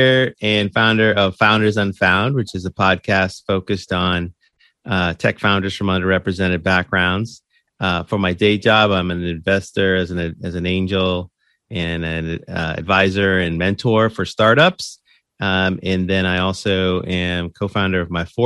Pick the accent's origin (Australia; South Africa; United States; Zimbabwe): United States; Boston, Massachusetts; moved away; That's when I grew up there